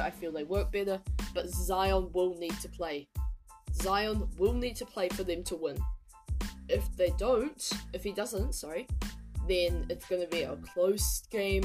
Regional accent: New Zealand; I'm from New Zealand

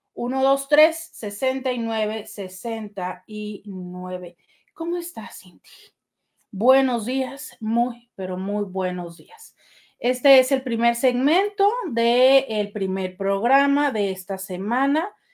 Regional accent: Mexico; así somos los, los mexicanos

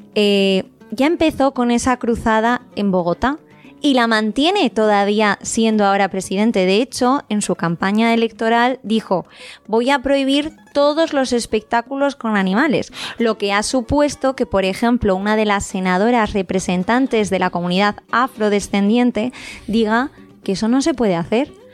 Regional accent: Spain; Los que somos españoles

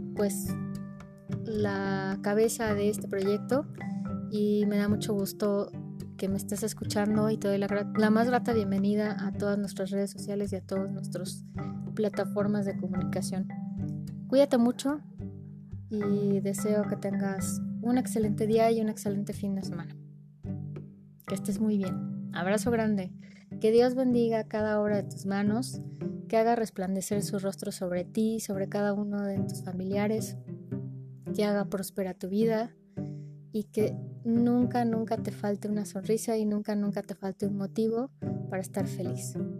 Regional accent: Mexico; somos mexicanos

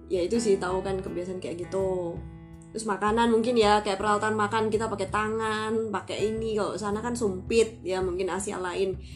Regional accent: Indonesia; kalau kita orang Indo kan biar semangat biar seger

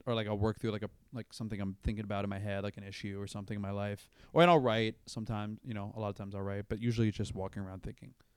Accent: Brandon, Florida, United States; moved away; I'm from, like, a town called Brandon, Florida

